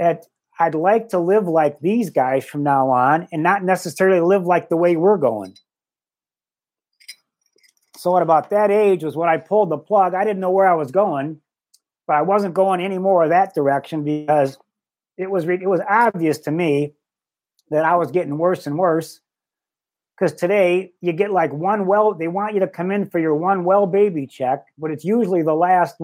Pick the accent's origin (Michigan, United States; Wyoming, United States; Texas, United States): Michigan, United States; Livonia; growing up in Livonia, Michigan